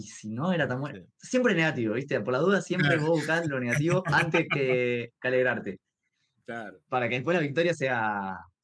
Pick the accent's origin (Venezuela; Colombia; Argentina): Argentina